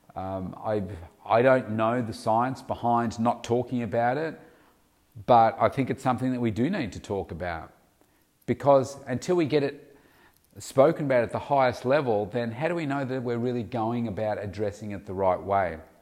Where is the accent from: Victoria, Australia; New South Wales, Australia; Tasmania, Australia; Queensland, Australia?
Victoria, Australia; in my country, in Australia, particularly in my home state of Victoria